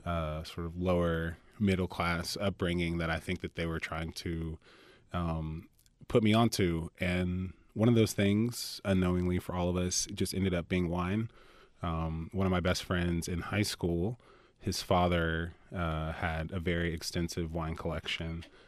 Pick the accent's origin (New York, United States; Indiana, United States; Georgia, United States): Georgia, United States; Atlanta; moved away; I grew up in Atlanta, Georgia. I am a multi-generational, a T alien, fifth generation.